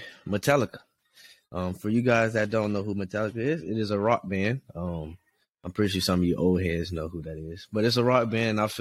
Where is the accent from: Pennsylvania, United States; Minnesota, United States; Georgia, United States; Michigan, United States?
Georgia, United States; Atlanta; moved away; where I'm from Atlanta